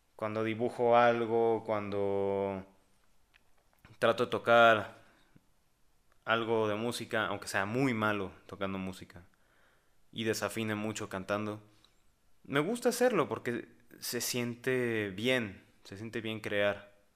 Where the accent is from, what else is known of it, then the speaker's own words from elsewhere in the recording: Mexico; aquí, en mi país, en México